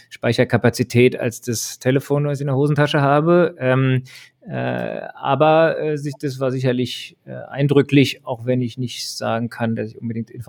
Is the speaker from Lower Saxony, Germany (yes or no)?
no; Berlin, Germany; aber ich bin ähm, in Ostberlin aufgewachsen und äh, da kann man sich ja denken, was jedenfalls 1989 so äh, als 14-Jähriger äh, einen da am meisten beschäftigt hat.